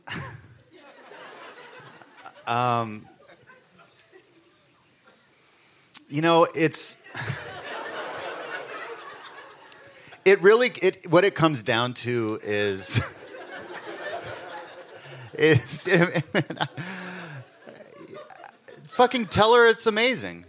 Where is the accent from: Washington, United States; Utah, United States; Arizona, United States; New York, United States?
Washington, United States; Seattle; there's a club that I grew up going to in Seattle